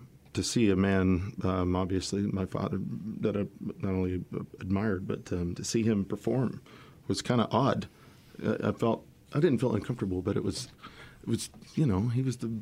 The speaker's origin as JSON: {"language": "English", "town": "San Antonio", "region": "Texas", "country": "United States", "tie": "born or raised there", "said": "I was born in San Antonio"}